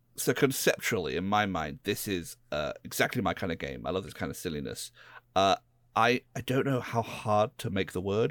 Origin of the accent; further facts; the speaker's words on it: United Kingdom; I'm a British person